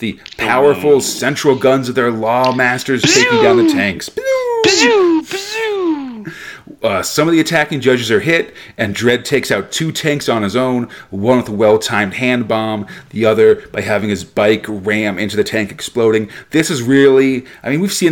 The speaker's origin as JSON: {"language": "English", "country": "United States", "said": "as an American"}